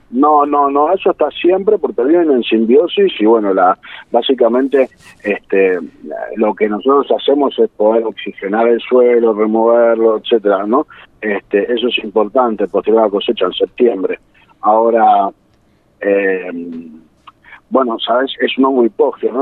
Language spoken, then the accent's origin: Spanish; San Isidro, Buenos Aires Province, Argentina; Yo soy de Buenos Aires, este, nací en, San Isidro